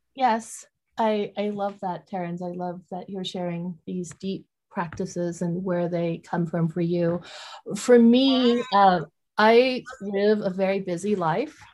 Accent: Vietnam; moved away; I'm from Vietnam. So I grew up, you know, going to a Buddhist temple at a very young age.

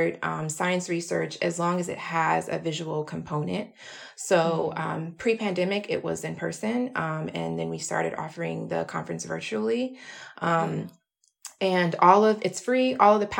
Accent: Atlanta, Georgia, United States; moved away as an adult; now in New York, United States; I'm from Atlanta, Georgia originally

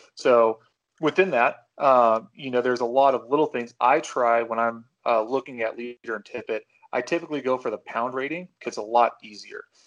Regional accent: Pacific Northwest, United States; growing up in the Pacific Northwest

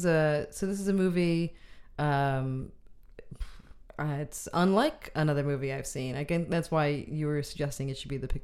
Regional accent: Cleveland, Ohio, United States; now in Oakland, United States; I am from Cleveland

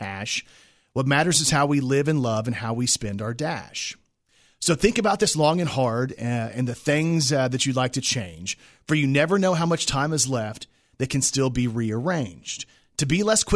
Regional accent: Texas, United States; moved away; I lived in Texas. I'm from Texas.

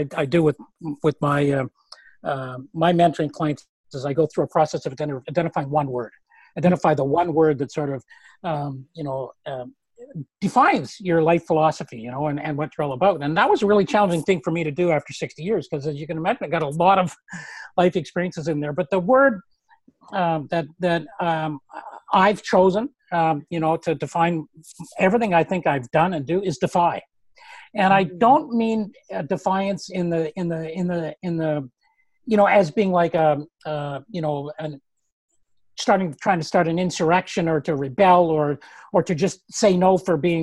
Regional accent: Canada; I'm Canadian

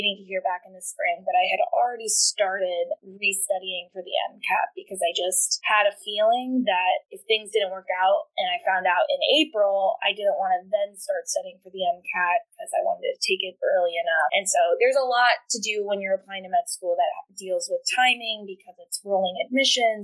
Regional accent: Cary, North Carolina, United States; I am from Cary, North Carolina

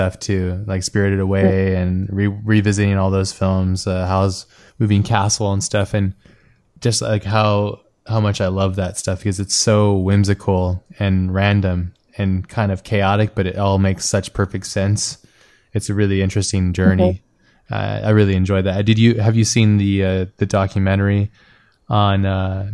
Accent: United States; I'm American

